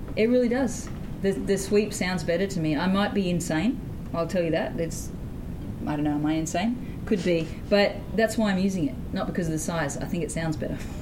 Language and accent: English; Sydney, New South Wales, Australia; I hail from Sydney, Australia, mm-hmm. and I grew up in the inner city